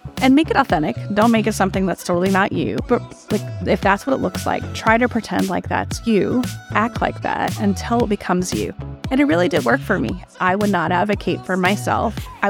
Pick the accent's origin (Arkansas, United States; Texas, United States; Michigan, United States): Texas, United States; Austin; also born or lived in Vancouver, California, United States; Well, I grew up in Austin. So I grew up in Austin. I was actually born in Vancouver, and we moved here in 1979